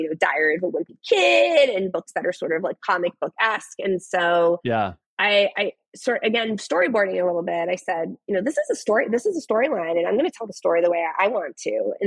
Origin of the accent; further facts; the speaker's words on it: Boston, Massachusetts, United States; we're all from the Boston area.